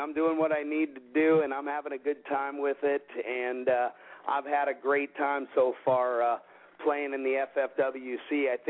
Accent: Seattle, Washington, United States; now in Palm Springs, United States; I'm originally from Seattle. I live full-time currently in Palm Springs.

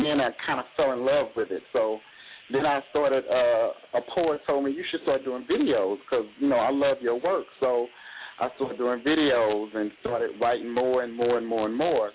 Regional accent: St. Louis, Missouri, United States; moved away as an adult; now in Miami, United States; I'm from St. Louis, Missouri, so I'm from the Midwest. I've been in Miami for two years, a little bit over two years.

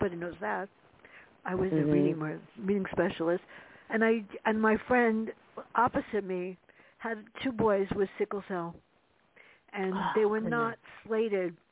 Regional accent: New York City, New York, United States; growing up in the South Bronx, being tortured by my sister

